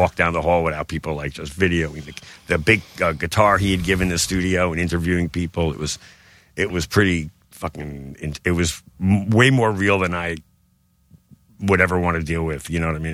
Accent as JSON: {"language": "English", "town": "New York City", "region": "New York", "country": "United States", "tie": "born or raised there", "said": "I grew up in Bensonhurst, Brooklyn"}